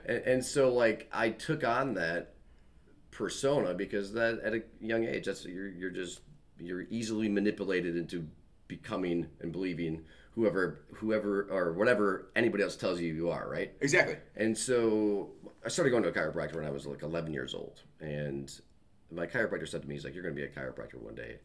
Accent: Michigan, United States; moved away as an adult; also born or lived in Iowa / Chicago, Illinois; now in Plainfield, United States; I grew up in Michigan, raised um, raised in Michigan my whole life.

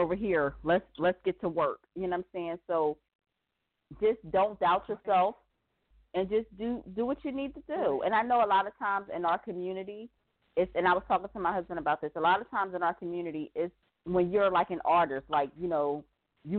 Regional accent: Philadelphia, Pennsylvania, United States; I'm from Philly

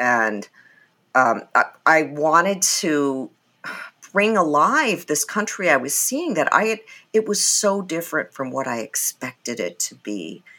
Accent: England, United Kingdom; born there; I was born in England. My dad is from India. My mom is from Germany.

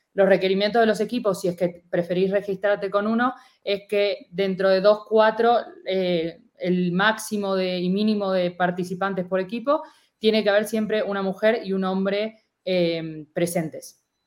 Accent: Argentina; accent: Argentine; moved away; como se podrán dar un poco cuenta por mi acento, soy argentina

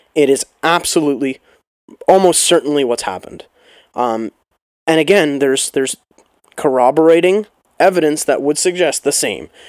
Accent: Canada

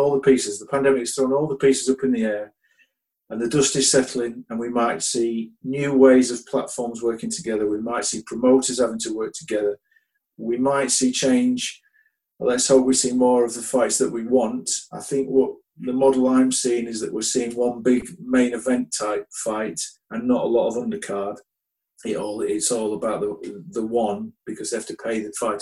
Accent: United Kingdom; as a Brit

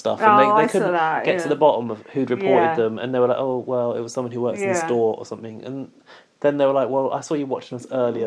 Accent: United Kingdom; we're British as well

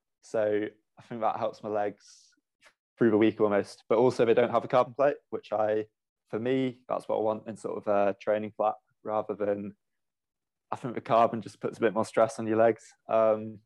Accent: Stroud, South West England, United Kingdom; moved away as an adult; now in Loughborough, United Kingdom; I'm originally from Stroud in Gloucestershire

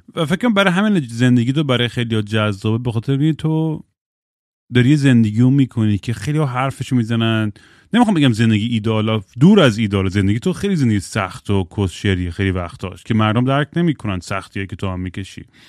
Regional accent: Eugene, Oregon, United States; moved away; من الان که به یوجین اورگن که سر میزنم به خونه بچگیم

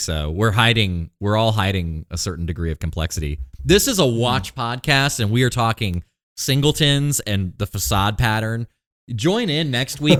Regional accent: Maine, United States; now in Texas, United States; I'm from Maine.

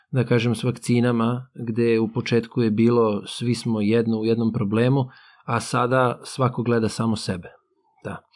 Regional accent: Serbia; mi dolazimo, eto, iz Srbije, koja je u Evropi, ali kao da nismo u Evropi, ali opet smo, eto, naspram tih afričkih zemalja, spadamo u taj, jeli, zapadni svet.

